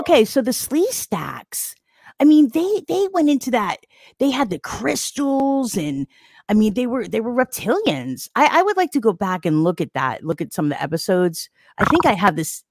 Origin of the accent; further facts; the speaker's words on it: New Jersey, United States; I'm from New Jersey.